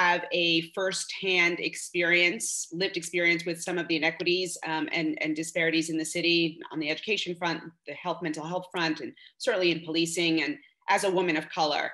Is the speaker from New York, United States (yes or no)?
yes; New York City, New York, United States; I was born and raised in Bed-Stuy, Brooklyn, to working class family.